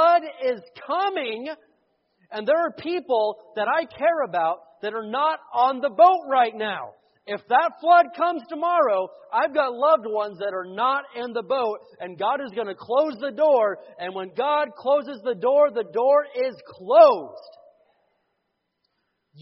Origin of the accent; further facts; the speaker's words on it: the Bible Belt, the South, United States; I grew up in the Bible Belt